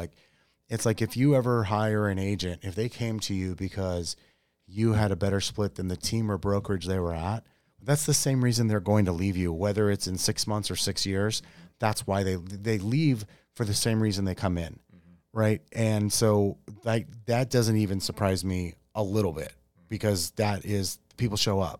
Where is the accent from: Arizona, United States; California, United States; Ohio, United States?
Arizona, United States; Yuma; I grew up in Yuma.